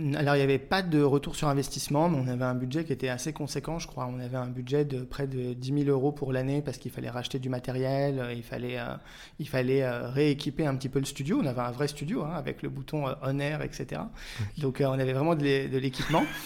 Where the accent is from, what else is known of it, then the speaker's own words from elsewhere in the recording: Auxerre, Bourgogne-Franche-Comté, France; moved away as an adult; also born or lived in Paris; Je suis né, j'ai grandi à Auxerre jusqu'à l'âge de 18 ans